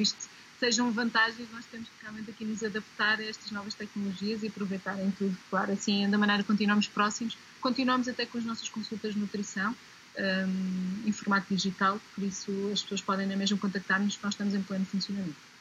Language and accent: Portuguese; Portugal; faz parte da nossa raiz como portugueses